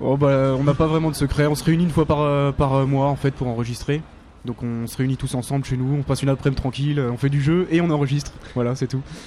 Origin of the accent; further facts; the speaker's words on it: Paris, Île-de-France, France; nous, on est de Paris